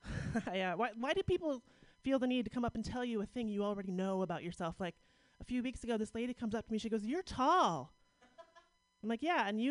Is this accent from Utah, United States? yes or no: no; Pittsburgh, Pennsylvania, United States; Yeah, I'm from Pittsburgh. This is my first time in San Francisco.